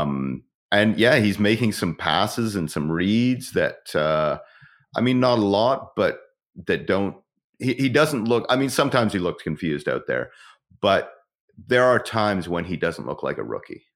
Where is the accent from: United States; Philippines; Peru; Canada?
Canada; Ontario; moved away; I'm originally from Ontario